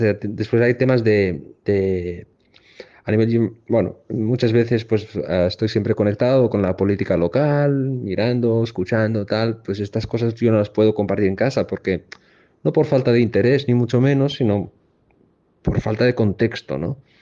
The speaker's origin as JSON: {"language": "Spanish", "town": "Tangier", "region": "Tanger-Tetouan-Al Hoceima", "country": "Morocco", "moved": "yes", "lives_now": "Barcelona, Spain", "said": "yo soy de Tánger."}